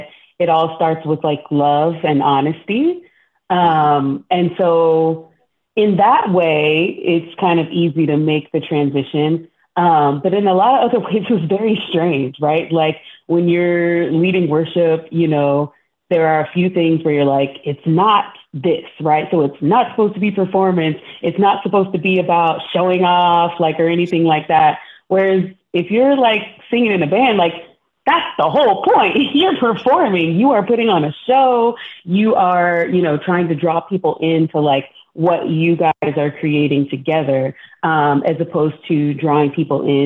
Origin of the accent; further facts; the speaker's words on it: Texas, United States; I'm also from Texas